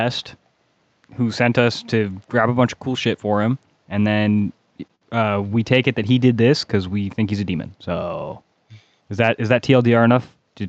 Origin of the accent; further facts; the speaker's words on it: Florida, United States; now in Nova Scotia, Canada; I grew up in Florida.